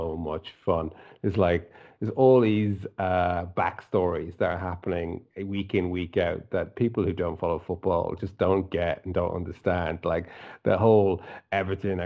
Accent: Dublin, Leinster, Ireland; I'm, as you can tell from my accent, I'm not from Liverpool. I'm from Dublin

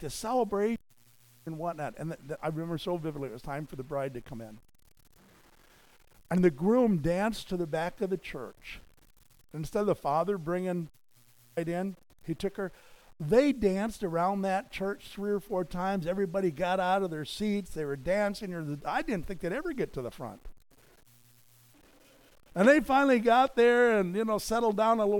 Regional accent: United States; here I was as an American pastor evangelist

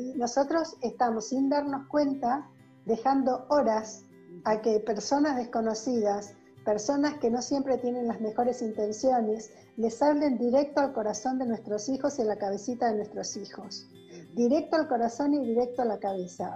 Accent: Argentina; soy psicóloga argentina

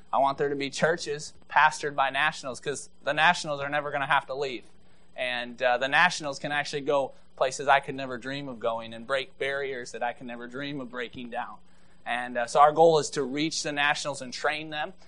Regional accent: Maple Rapids, Michigan, United States; I grew up in Maple Rapids, Michigan, so 35 miles north of here

